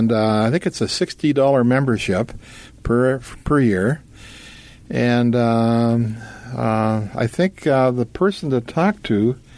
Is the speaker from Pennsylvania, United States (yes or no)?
no; Brainerd, Minnesota, United States; I was born and raised, lucky enough to be born and raised in Brainerd.